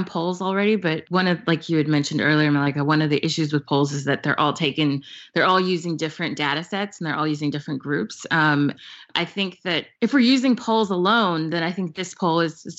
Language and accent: English; the South, United States; I grew up in the South, I'm a Black person who was born and raised in the South